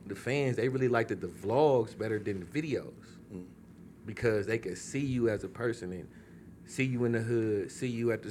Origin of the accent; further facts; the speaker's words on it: Oakland, California, United States; growing up on Seminary